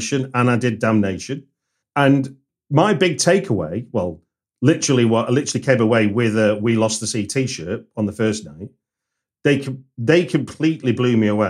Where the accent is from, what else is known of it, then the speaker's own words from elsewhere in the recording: Manchester, North West England, United Kingdom; moved away; also born or lived in Birmingham; I'm from Manchester, but I don't live there